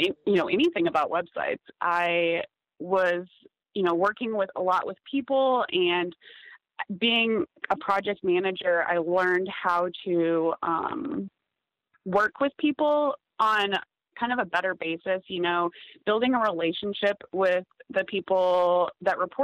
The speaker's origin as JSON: {"language": "English", "town": "Des Moines", "region": "Iowa", "country": "United States", "tie": "born or raised there", "also_born_or_lived": "Kansas City", "moved": "as an adult", "said": "I grew up in Des Moines, Iowa, which for those of you that don't know, it's kind of the middle of nowhere farmland in the U.S."}